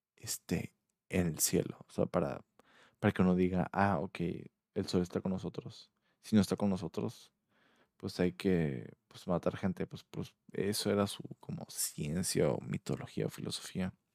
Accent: Mexico; yo soy mexicano

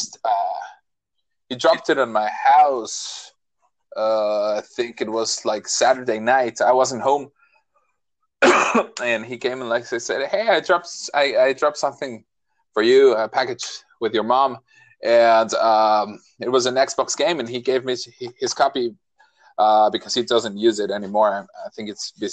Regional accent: Mexico; English is a second language; we are all from Mexico.

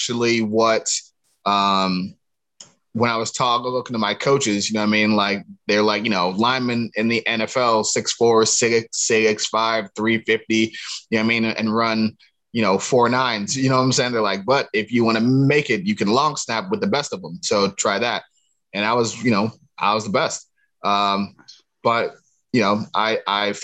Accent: Cleveland, Ohio, United States; it's East Side Cleveland. There's a difference between the two. East Cleveland is more not necessarily suburban, but more outside of the city, whereas East Side Cleveland is, that's what people know to be the real deal. You know what I mean? So that's where I'm from. But that aside, I played football with all my cousins and stuff growing up in the area and the neighborhood

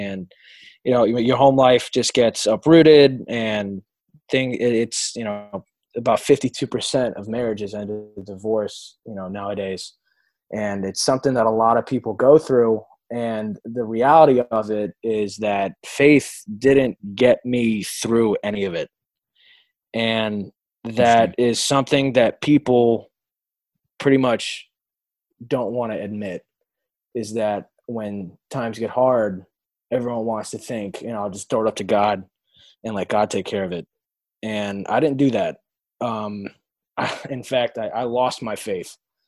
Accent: Florida, United States; born there; also born or lived in Connecticut; I was born down here in South Florida into a very New York, Italian, Spanish family.

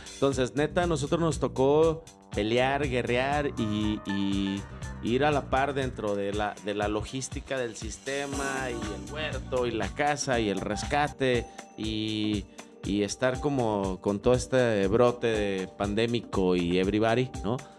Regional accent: barrio de la Juárez, Tetlán, Jalisco, Mexico; yo soy del barrio de la Juárez, de la zona de Tetlán.

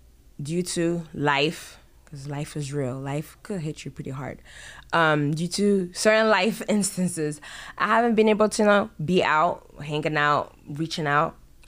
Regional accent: France; moved away; also born or lived in Ghana; So I was born in France. Even within France, I traveled, went to school here, was born here, did this here, did this here. I traveled. And then from France going to Ghana and then Ghana coming here.

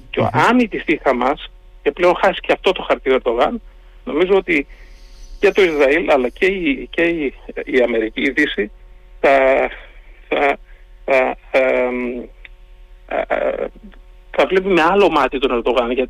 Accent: Greece; είμαι Έλληνα.

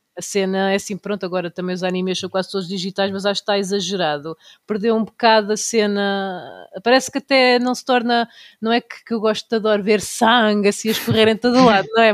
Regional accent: Tomar, Centro, Portugal; Vocês não conhecem o carnaval da minha terra, não existe nenhum em Portugal igual ao da Linha linhaceira do Conselho de Tomar

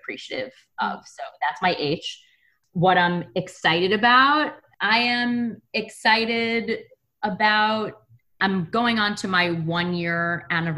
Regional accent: New York City, New York, United States; I grew up in Brooklyn, which is really melting pot

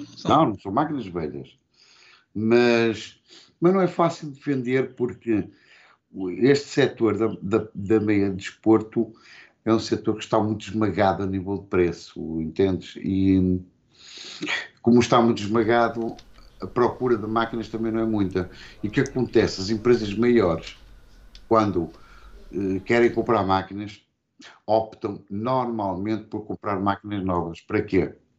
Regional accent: Porto, Norte, Portugal; also born or lived in Barcelos; Eu nasci lá, nasci no Porto e depois. Uh estive tipo lá com os meus pais para até aos dois anos, ou coisa do género. E depois viemos para Barcelos e, entretanto, fomos outra vez para o Porto, para os colégios

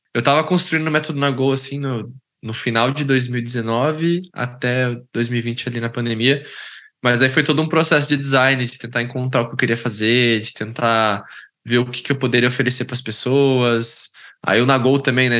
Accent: Londrina, Paraná, Brazil; also born or lived in São Paulo; eu sou natural de São Paulo, capital, mas eu fui criado em Londrina, no Paraná, que é onde eu, onde eu, onde eu moro atualmente

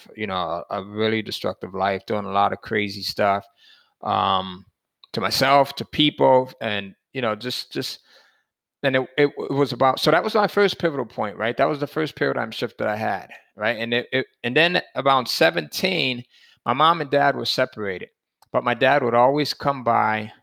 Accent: Connecticut, United States; born or raised there; now in the deep South, United States

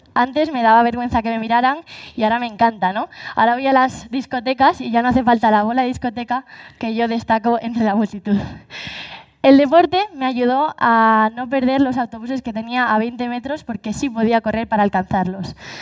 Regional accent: Galicia, Spain; Así somos los gallegos

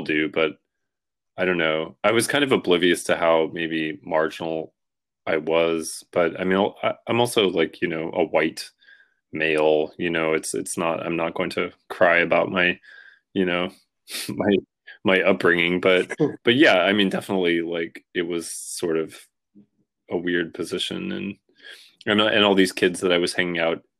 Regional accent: Washington, United States; now in New York, United States; I moved from Washington State, from like the island where I grew up, to like New York

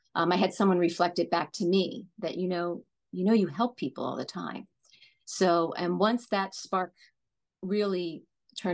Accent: New Jersey, United States; moved away as an adult; now in Los Angeles, United States; Growing up in New Jersey, I grew up in a multi-generational household.

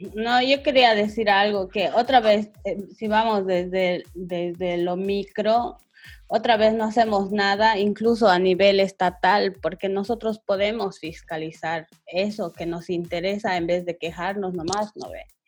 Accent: Bolivia; nosotros tenemos como bolivianos

